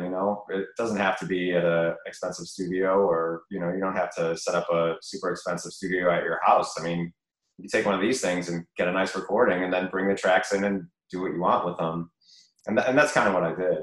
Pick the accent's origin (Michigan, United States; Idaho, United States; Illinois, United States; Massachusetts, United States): Illinois, United States; Chicago; I went to UIC and I grew up in Bridgeport